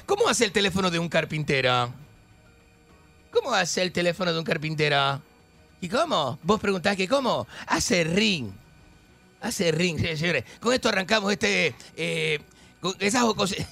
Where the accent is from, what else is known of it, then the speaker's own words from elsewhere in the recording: Argentina; moved away; also born or lived in Chile / Panama / Miami / Los Angeles; yo soy argentino